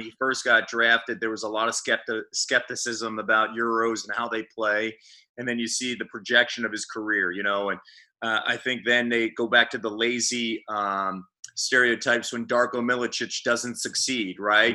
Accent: Phoenixville, Pennsylvania, United States; moved away as an adult; also born or lived in Missouri / Sarasota; my hometown of Phoenixville or my university at Temple or the Philadelphia area

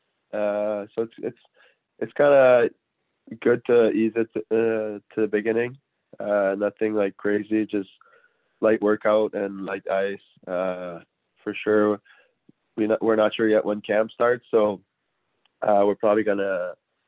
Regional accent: Montreal, Quebec, Canada; moved away as an adult; also born or lived in Alberta / Sorel, Quebec; now in Philadelphia, United States; I was born in Alberta, but I grew up in Montreal.

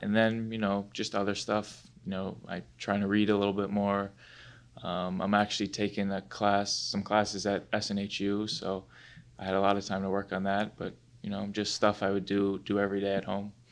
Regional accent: Rye, New York, United States; I'm from Rye, which is in, in Westchester County, and I've lived there my whole life.

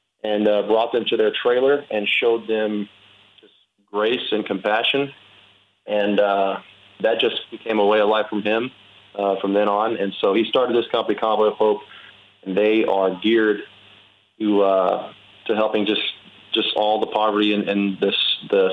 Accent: Winnie, Texas, United States; moved away as an adult; now in Pittsburgh, United States; my hometown's about an hour from Houston

